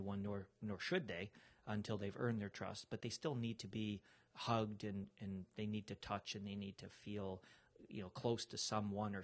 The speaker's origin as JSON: {"language": "English", "town": "Chicago", "region": "Illinois", "country": "United States", "said": "I'm from Chicago"}